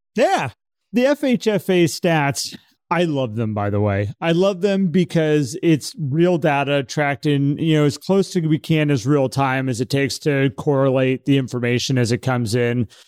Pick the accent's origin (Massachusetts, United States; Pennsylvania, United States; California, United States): California, United States; San Francisco; moved away; It's my hometown, born there